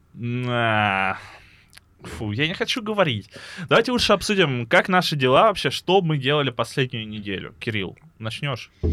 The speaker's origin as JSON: {"language": "Russian", "town": "Lebedyan", "region": "Lipetsk Oblast", "country": "Russia", "tie": "born or raised there", "moved": "yes", "said": "родной город э, называется Лебедянь, он находится под городом Липецк"}